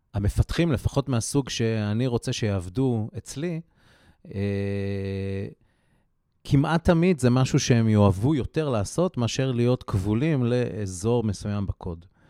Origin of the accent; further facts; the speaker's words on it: Haifa, Haifa District, Israel; moved away; אני חיפאי במקור